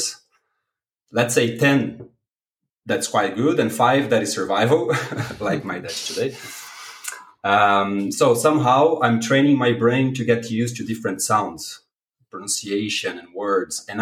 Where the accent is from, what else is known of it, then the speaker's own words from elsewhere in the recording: Brazil; first language Portuguese; English is a second language; moved away as an adult; now in Belgium; I'm from Brazil. I live in Belgium